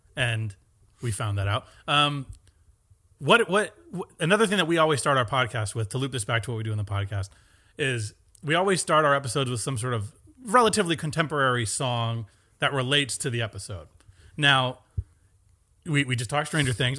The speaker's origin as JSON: {"language": "English", "town": "Stratford", "region": "Connecticut", "country": "United States", "tie": "born or raised there", "said": "born and raised in Stratford, Connecticut, about forty-five minutes from here"}